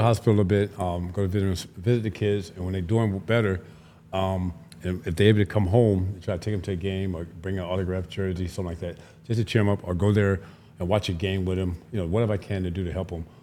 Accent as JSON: {"language": "English", "town": "Tampa", "region": "Florida", "country": "United States", "said": "I'm from Florida originally, from Tampa"}